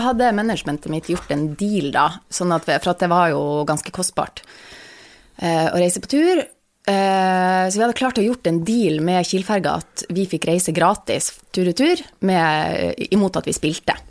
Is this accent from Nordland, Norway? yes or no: yes; Vesterålen, Nordland, Norway; jeg kommer fra Vesterålen, og det er liksom fem kommuner